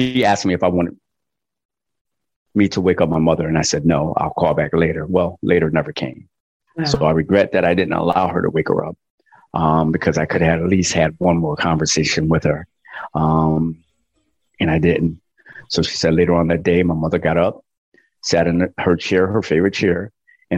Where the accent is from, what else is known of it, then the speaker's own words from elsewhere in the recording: Connecticut, United States; I'm from Connecticut and I seen my mother go to work and snow up to her knees